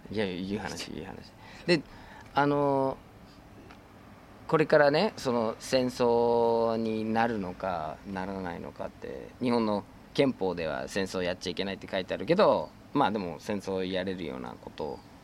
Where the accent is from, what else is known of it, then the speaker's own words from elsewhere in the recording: United States; Japanese is a second language; now in Japan; 自分の母 国アメリカ